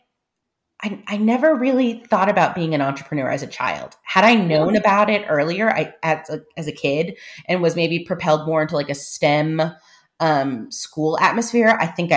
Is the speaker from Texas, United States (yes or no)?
yes; San Antonio, Texas, United States; I'm coming recorded from San Antonio, Texas, which is where I live. I grew up here, and our roots are planted